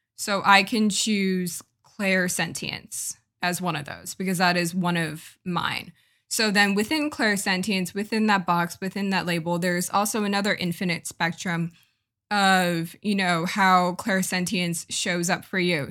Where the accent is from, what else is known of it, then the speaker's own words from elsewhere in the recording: United States; I'm from America and I'm from more of a I guess, not progressive, but, like, maybe more of a liberal versus conservative part of America